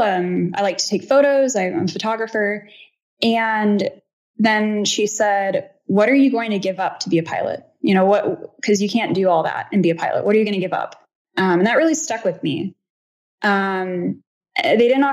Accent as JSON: {"language": "English", "region": "California", "country": "United States", "said": "I'm from California"}